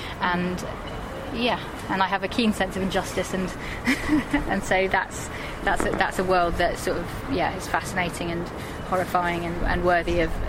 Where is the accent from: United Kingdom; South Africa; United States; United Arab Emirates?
United Arab Emirates; Dubai; because I am mixed race, because I'm Palestinian Irish, and but I did grow up in Dubai, and so I was around Arabic culture a lot